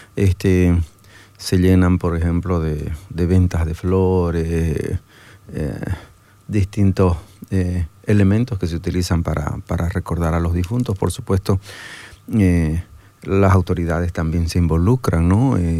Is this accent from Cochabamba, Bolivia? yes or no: no; Santa Cruz de la Sierra, Santa Cruz, Bolivia; yo soy de Santa Cruz